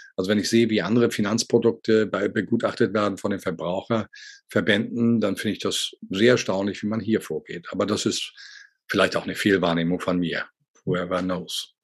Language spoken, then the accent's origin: German; Hamburg, Germany; als Hamburger Jung